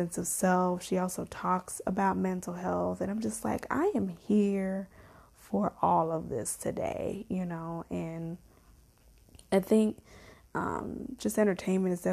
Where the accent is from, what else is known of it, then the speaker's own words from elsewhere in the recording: Chicago, Illinois, United States; moved away; also born or lived in Las Vegas, Nevada; I lived in Vegas, but I grew up in Chicago.